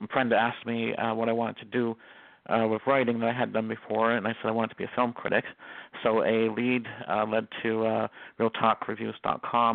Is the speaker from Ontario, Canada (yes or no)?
yes; Toronto, Ontario, Canada; I'm from Toronto, Ontario, Canada